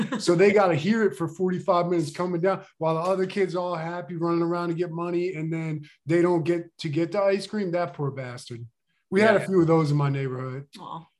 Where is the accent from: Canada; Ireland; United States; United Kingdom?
United States; Pennsylvania; Outside of Philly.